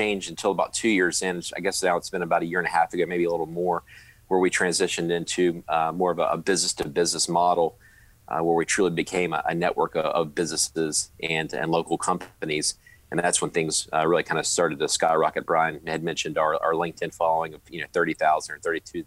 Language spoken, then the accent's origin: English; Charlotte, North Carolina, United States; I'm originally from Charlotte, born and raised